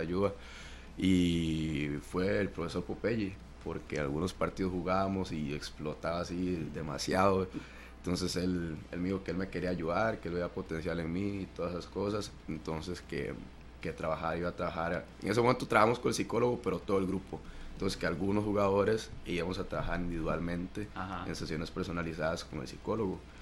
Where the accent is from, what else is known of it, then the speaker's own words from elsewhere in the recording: Siquirres, Limón, Costa Rica; moved away; yo soy de la Francia, Siquirres. Ahí es un, es un pueblo muy futbolero